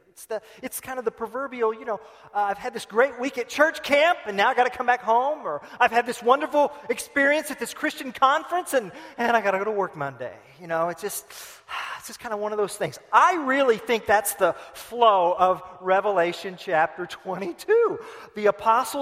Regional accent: Tulsa, Oklahoma, United States; I'm from Oklahoma

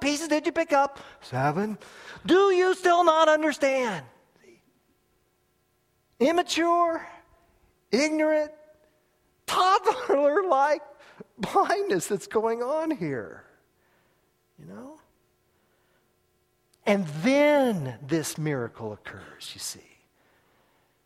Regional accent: United States; as an American in an America that's a superpower in the world

